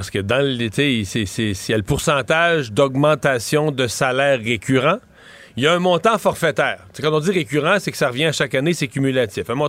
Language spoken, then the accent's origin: French; Quebec, Canada; quand on est québécois